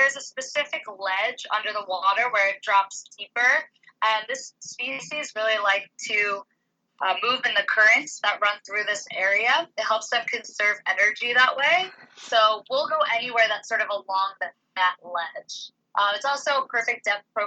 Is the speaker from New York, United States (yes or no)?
no; Philadelphia, Pennsylvania, United States; moved away as an adult; now in Oahu, United States; I'm from Philadelphia originally, so I made a pretty long commute moving over here